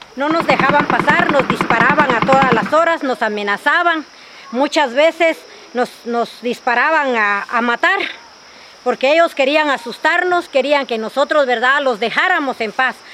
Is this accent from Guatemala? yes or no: yes; Guatemala; nosotros como, como aldeanos, como campesinos, como buenos guatemaltecos